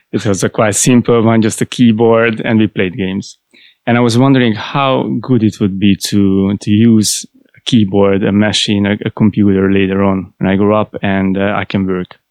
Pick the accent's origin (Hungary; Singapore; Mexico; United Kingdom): Hungary; Budapest; I was born in Budapest, and I started there in Budapest.